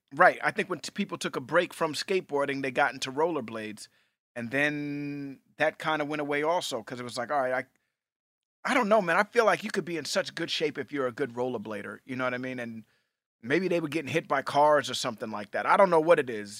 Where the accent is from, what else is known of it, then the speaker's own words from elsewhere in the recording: New York City, New York, United States; We grew up in Hell's Kitchen, New York